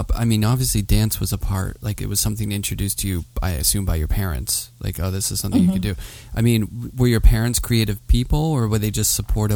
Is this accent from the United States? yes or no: yes; Pittsburgh, Pennsylvania, United States; moved away as an adult; also born or lived in New York; I'm from Pittsburgh.